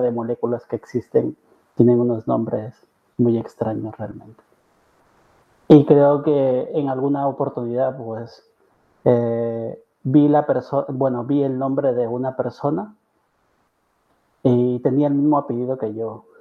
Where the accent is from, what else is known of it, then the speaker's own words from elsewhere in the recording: Trujillo, La Libertad, Peru; moved away as an adult; also born or lived in Lima, Peru; now in Barcelona, Spain; yo soy de Trujillo realmente, que es una ciudad aproximadamente a ocho horas de la capital de Perú, de Lima.